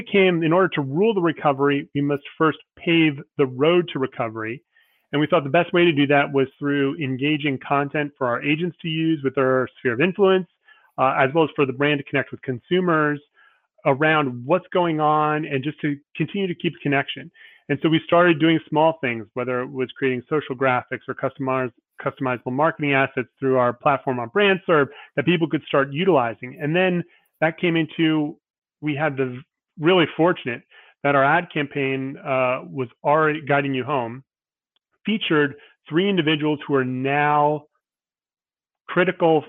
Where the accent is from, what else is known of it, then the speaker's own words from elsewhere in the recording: New Jersey, United States; also born or lived in Arizona / Ohio; I was born in Arizona, lived in Ohio as a kid, but you know, 30 plus years in New Jersey. So Okay. Yeah, I would consider myself a New Jersey native.